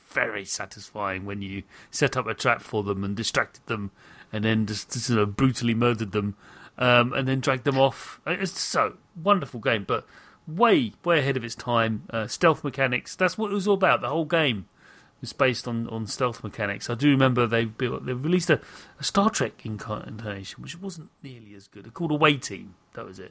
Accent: United Kingdom; a British person

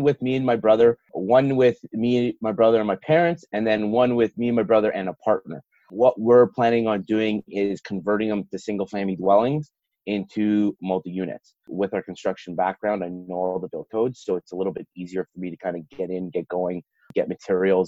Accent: Toronto, Ontario, Canada; I grew up in Toronto before all those condos went up

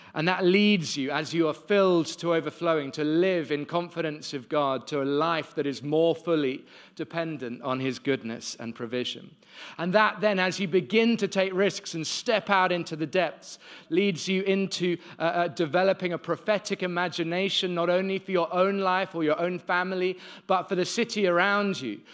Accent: London, United Kingdom; moved away as an adult; now in Cape Town, South Africa; I was born in London and have been in Cape Town thirteen years. I moved there when I was twenty-three, straight out of university

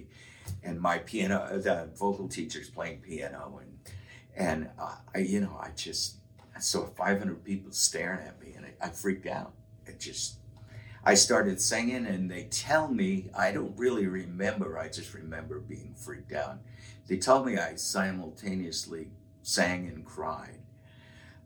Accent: Westerly, Rhode Island, United States; also born or lived in Harrisville, Rhode Island; when I moved from Harrisville to Westerly, Rhode Island

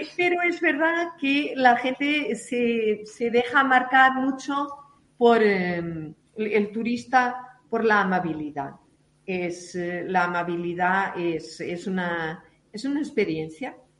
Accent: Portugal; now in Madrid, Spain; nuestro país

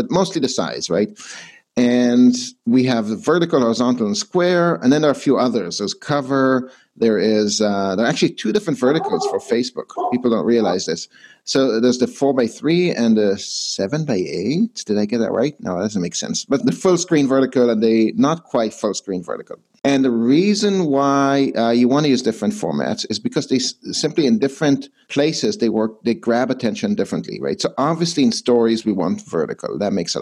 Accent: Israel; moved away as an adult; also born or lived in Canada; I was born and raised in Israel to a Canadian mom and an Israeli dad

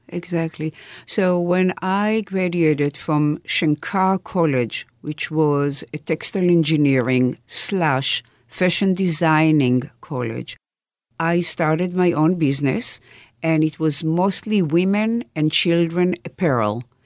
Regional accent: Jerusalem, Jerusalem District, Israel; The village I grew in is south of Jerusalem, and it's called En Karim.

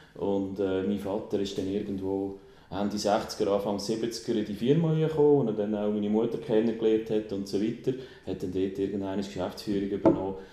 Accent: Aarau, Aargau, Switzerland; also born or lived in Bern; Aarau, äh, ich bin hier geboren, alle Schule gemacht

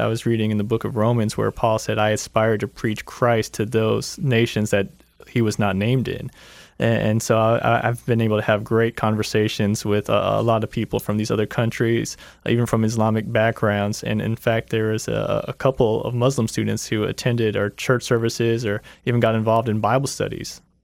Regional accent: Lakeland, Florida, United States; I grew up in Lakeland

